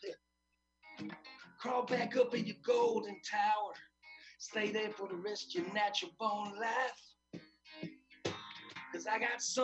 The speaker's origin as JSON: {"language": "English", "country": "United States", "said": "as an American"}